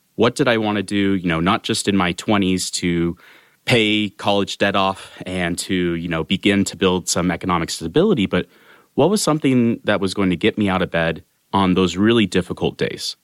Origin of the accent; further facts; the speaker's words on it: Sacramento, California, United States; moved away as an adult; also born or lived in Bay Area; born and raised in Sacramento, California